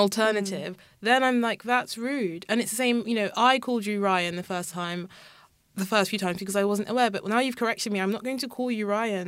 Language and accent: English; Kent, South East England, United Kingdom; I grew up in Kent